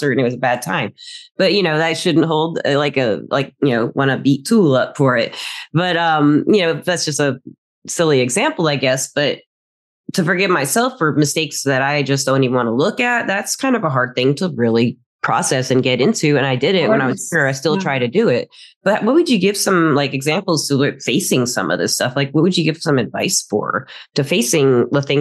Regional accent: United States; moved away; also born or lived in Alabama / Tennessee / Phoenix; I grew up in small towns in like Alabama, Chattanooga

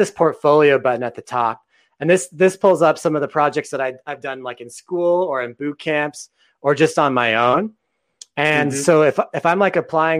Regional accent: Texas, United States; another Texan like me

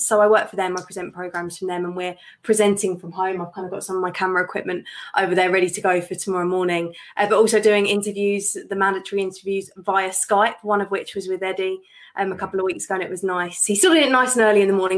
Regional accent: Watford, East of England, United Kingdom; Watford are my hometown club

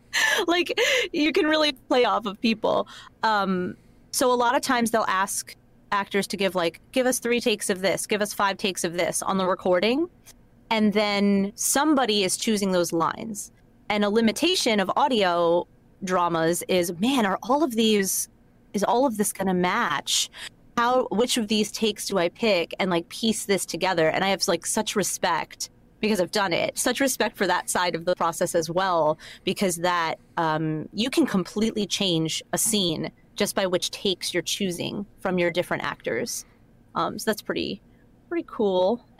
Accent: New Jersey, United States; accent: New Jersey; So it's like this, because this is how I grew up in New Jersey.

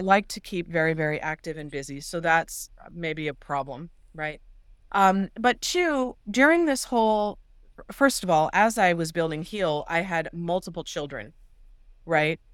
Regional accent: Los Angeles, California, United States; I'm from the San Fernando Valley in Los Angeles, which is enormous.

